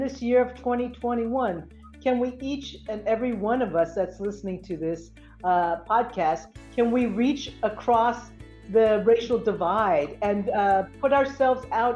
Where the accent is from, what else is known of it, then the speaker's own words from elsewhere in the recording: Philadelphia, Pennsylvania, United States; I was born in Philadelphia, Pennsylvania.